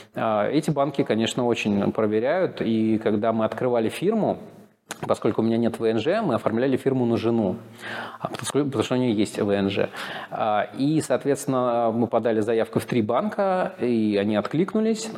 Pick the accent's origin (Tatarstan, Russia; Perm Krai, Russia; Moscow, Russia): Moscow, Russia; moved away as an adult; now in Sofia, Bulgaria; Я из Москвы